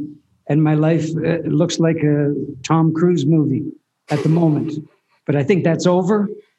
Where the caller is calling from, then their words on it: southern Mexico, Mexico; The upside is I'm in southern Mexico, and because I'm a pulmonary refugee.